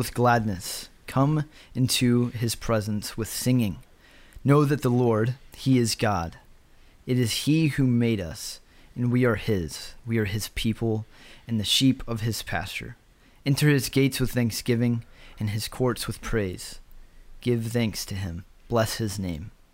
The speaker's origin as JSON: {"language": "English", "region": "Georgia", "country": "United States", "said": "we're from Georgia"}